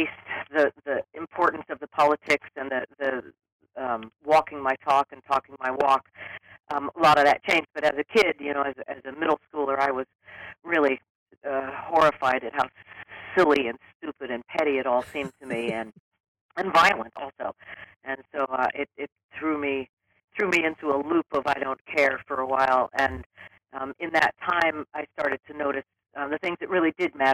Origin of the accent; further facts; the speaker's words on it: Berkeley, California, United States; also born or lived in New York; Born and raised in Berkeley, California, which was an awesome place to be